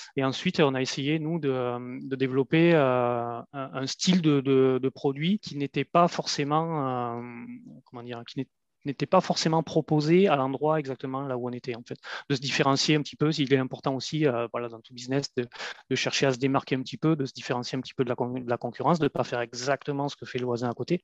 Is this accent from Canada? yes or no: no; France; moved away as an adult; also born or lived in Maghreb; à peine plus de 20 ans, j'ai quitté la France en fait et je me suis retrouvé à, l'étranger, donc dans, un pays du Maghreb